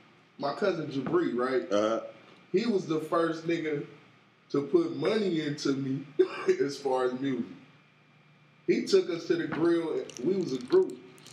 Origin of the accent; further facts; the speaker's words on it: Bakersfield, California, United States; That's my hometown. That's my hometown. They got every food place that you ever wanted all in one city.